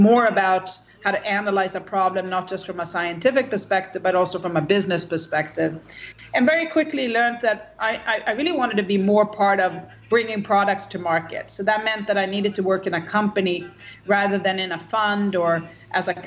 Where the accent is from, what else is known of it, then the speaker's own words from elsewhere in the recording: Sweden; I am Swedish. I grew up in Sweden and had a pretty healthy and happy childhood